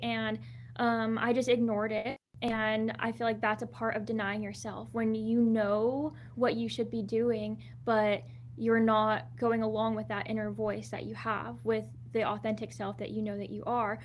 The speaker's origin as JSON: {"language": "English", "region": "Southern California", "country": "United States", "tie": "born or raised there", "also_born_or_lived": "Anaheim, California", "said": "I was born in Anaheim"}